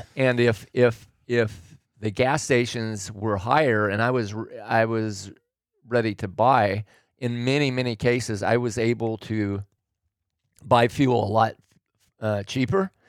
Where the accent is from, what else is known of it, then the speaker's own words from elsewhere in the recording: Oregon, United States; moved away as an adult; also born or lived in California; I grew up in Oregon